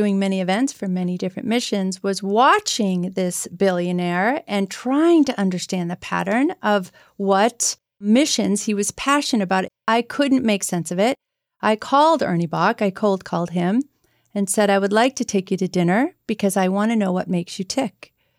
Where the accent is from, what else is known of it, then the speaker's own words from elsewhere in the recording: Arlington, United States; I grew up in Arlington.